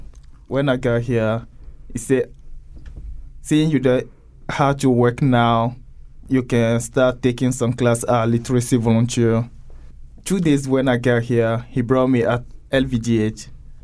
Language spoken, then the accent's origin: English; Togo; now in Connecticut, United States; I came from Togo, in a country in West Africa. I got here almost 2 years. I won a GVS3 lottery visa.